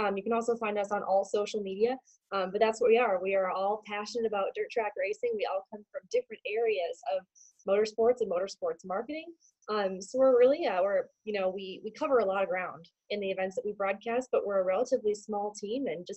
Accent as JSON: {"language": "English", "town": "Minneapolis", "region": "Minnesota", "country": "United States", "tie": "born or raised there", "moved": "as an adult", "lives_now": "Indianapolis, United States", "said": "Born and raised in Minneapolis, the Great White North"}